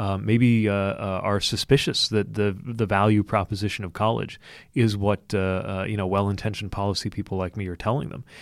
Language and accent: English; Indiana, United States; I grew up in Indiana